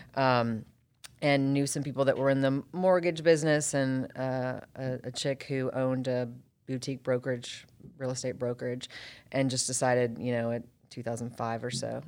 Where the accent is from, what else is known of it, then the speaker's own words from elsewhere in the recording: Roswell, Georgia, United States; also born or lived in Atlanta; born and raised in Atlanta, actually born in Roswell, at Northside Hospital. Grew up in Roswell